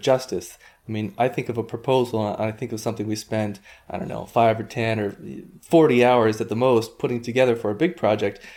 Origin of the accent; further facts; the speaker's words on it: Hawaii, United States; I grew up on Hawaii